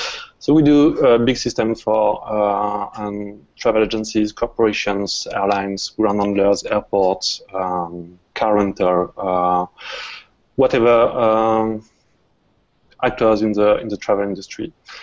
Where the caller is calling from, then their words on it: France; English is a second language; I'm calling from France, so I hope you'll get used to my accent.